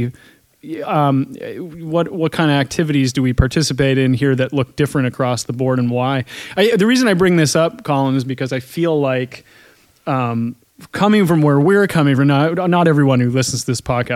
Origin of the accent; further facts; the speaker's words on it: Scotland, United Kingdom; as a Scot